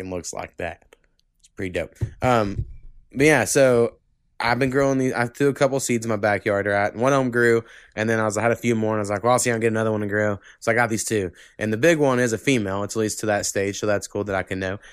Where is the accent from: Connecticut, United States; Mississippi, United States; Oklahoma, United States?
Oklahoma, United States; born or raised there